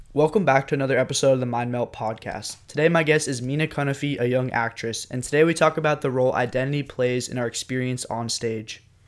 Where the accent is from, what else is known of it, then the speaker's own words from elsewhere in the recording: United States; I'm from the United States